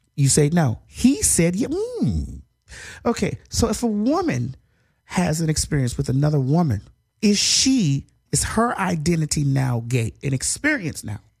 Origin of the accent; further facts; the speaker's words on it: Dade County, Florida, United States; I'm from Dade County